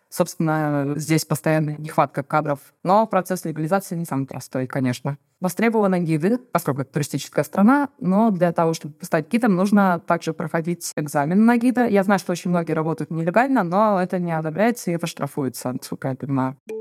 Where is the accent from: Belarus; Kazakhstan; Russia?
Russia; Saint Petersburg; moved away as an adult; now in Herceg Novi, Montenegro; Я из Санкт-Петербурга, муж из Кирова